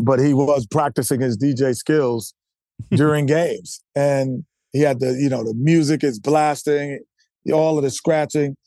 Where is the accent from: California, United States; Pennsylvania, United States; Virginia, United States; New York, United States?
New York, United States; I'm a New Yorker.